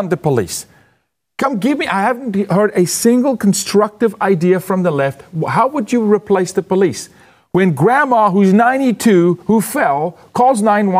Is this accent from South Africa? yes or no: yes; South Africa; moved away; I'm from South Africa.